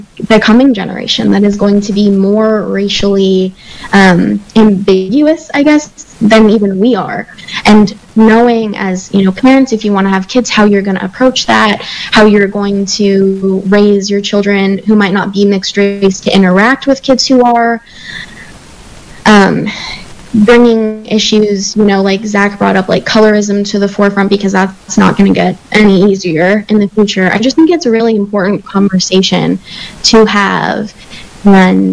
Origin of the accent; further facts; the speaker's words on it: New Mexico, United States; I grew up in New Mexico.